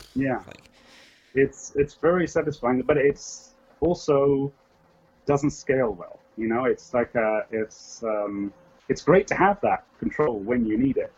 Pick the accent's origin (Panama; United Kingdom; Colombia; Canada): United Kingdom; England; accent: English; moved away as an adult; now in California, United States; I am English. I don't know how English I still sound. I've been here for like uh, uh, nearly thirty years